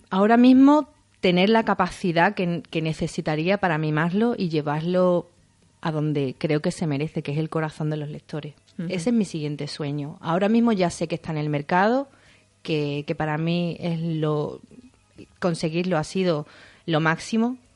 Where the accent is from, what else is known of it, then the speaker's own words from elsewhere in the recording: Isla Cristina, Andalusia, Spain; libro hablo muchísimo de mi pueblo, eh, hay un vínculo directo muy grande entre, entre la protagonista y, y, mi pueblo. Y bueno, tenía que ser aquí porque la primera no podía ser en otro sitio. Tenía que rendir un poco un homenaje a Isla Cristina